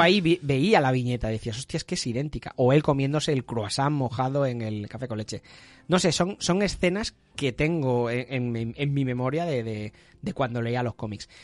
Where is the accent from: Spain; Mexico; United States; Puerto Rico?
Spain; Catalonia; Que somos catalanes